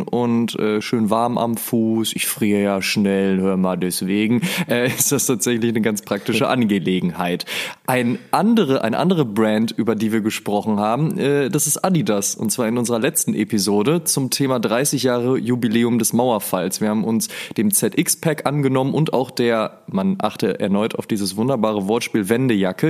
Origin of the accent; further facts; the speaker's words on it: near the Ruhr area, North Rhine-Westphalia, Germany; ich komme ja aus der Nähe vom Ruhrpott